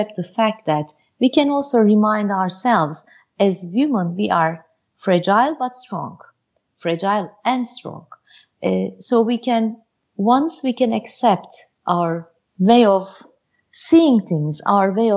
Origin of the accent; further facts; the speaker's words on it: Turkey; also born or lived in Bursa, Turkey / Istanbul, Turkey; I was born and raised in Turkey, in Bursa and Istanbul